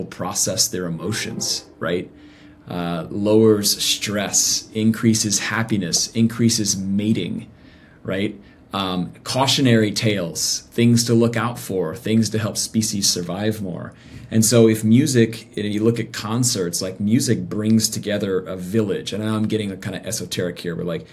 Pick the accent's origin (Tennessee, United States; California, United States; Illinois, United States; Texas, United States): Tennessee, United States; Nashville; I grew up in Nashville actually. So, I grew up in Music City